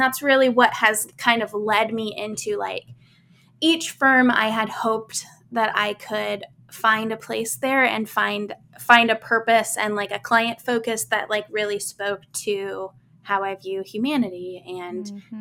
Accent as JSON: {"language": "English", "region": "Midwest", "country": "United States", "tie": "born or raised there", "said": "I grew up in the Midwest"}